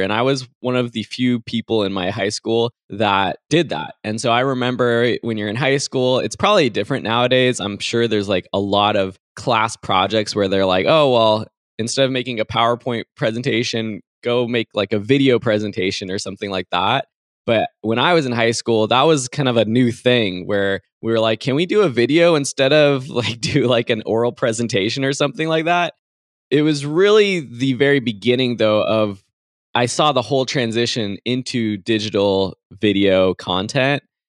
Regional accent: San Dimas, California, United States; I am from outside Los Angeles in a town called San Dimas.

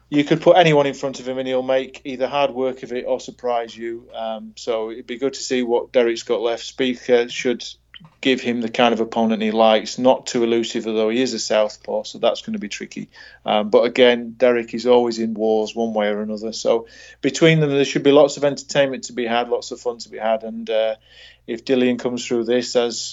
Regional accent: Doncaster, Yorkshire and the Humber, United Kingdom; born or raised there

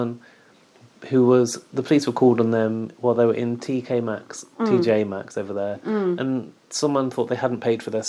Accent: United Kingdom; we're British as well

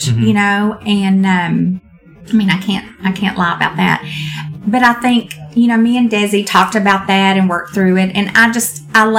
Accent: Texas, United States; I'm from Texas

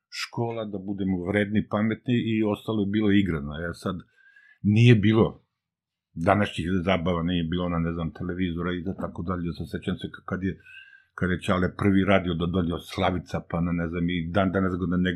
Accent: Zenica, Federation of Bosnia and Herzegovina, Bosnia & Herzegovina; moved away as an adult; also born or lived in Sarajevo / Bijeljina / Bosanska Krupa; now in Belgrade, Serbia; završili smo u Zenici. Tu sam završio i osnovnu i, i srednju školu i posle sam došao u Beograd da studiram arheologiju.

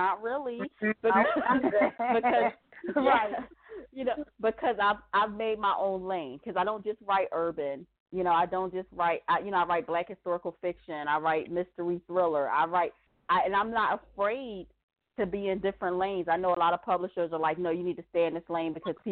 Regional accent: Philadelphia, Pennsylvania, United States; I'm from Philly

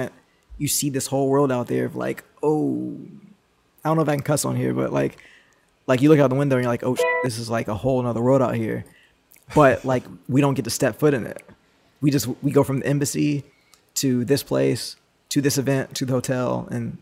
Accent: United States; an American with a passport

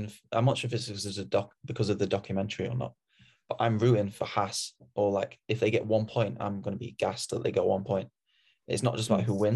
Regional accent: Sheffield, Yorkshire and the Humber, United Kingdom; I'm from Sheffield

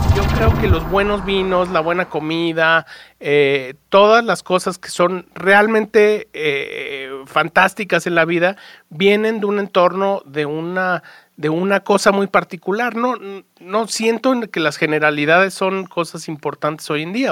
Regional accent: Mexico; born or raised there

